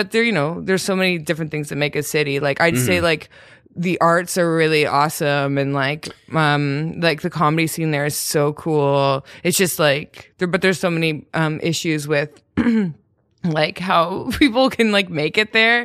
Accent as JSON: {"language": "English", "country": "Canada", "also_born_or_lived": "Toronto", "moved": "as an adult", "lives_now": "New York, United States", "said": "I'm from Canada"}